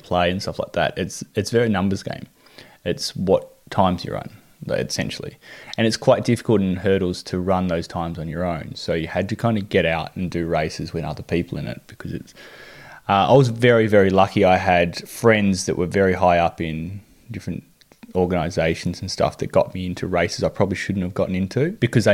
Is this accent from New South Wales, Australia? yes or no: no; Devonport, Tasmania, Australia; growing up in Devonport, it was a really big basketball town